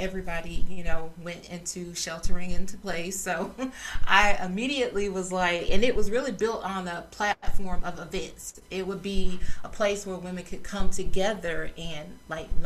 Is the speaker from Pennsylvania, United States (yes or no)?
no; South Georgia, United States; I grew up in South Georgia.